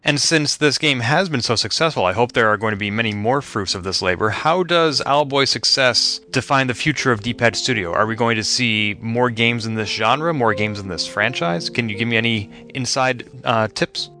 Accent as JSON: {"language": "English", "town": "Boston", "region": "Massachusetts", "country": "United States", "tie": "born or raised there", "said": "my hometown of Boston"}